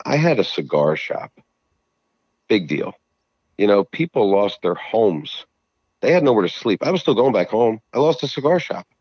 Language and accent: English; New Jersey, United States; I'm from Jersey